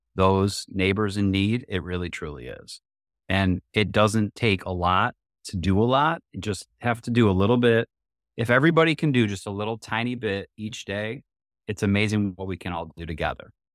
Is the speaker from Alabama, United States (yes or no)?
no; Oak Park, Michigan, United States; born and raised in Metro Detroit, literally grew up about a mile from this building right here in Oak Park